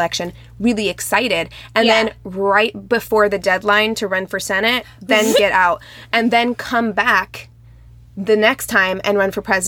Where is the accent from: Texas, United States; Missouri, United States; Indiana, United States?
Missouri, United States; Springfield; my hometown of Springfield, Missouri